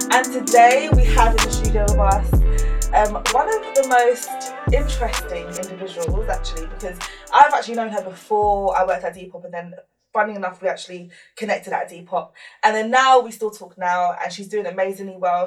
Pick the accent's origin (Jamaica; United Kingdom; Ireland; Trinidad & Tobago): United Kingdom; London; I'm from South London